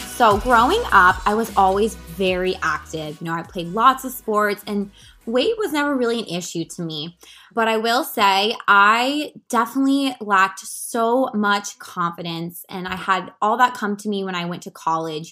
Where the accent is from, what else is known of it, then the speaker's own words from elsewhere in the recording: Washington, District of Columbia, United States; moved away as an adult; also born or lived in California; leave my hometown, move across country to become a full-time health and wellness coach